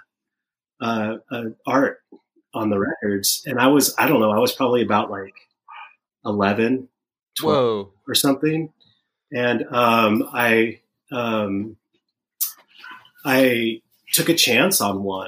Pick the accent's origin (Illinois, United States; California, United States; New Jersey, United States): California, United States; Sacramento; I was born in Sacramento in 1974